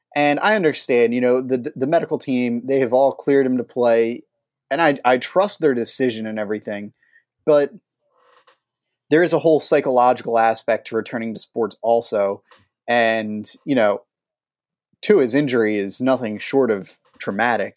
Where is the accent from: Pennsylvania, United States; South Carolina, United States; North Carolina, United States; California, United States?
Pennsylvania, United States; Philadelphia; my hometown team, the Philadelphia Eagles